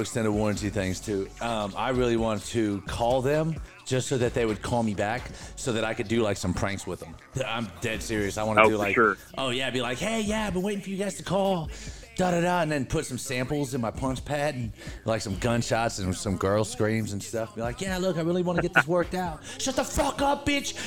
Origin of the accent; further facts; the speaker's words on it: California, United States; moved away as an adult; now in Tennessee, United States; I'm from California, so when I first got to Tennessee, it was like, what, 10, 12 years ago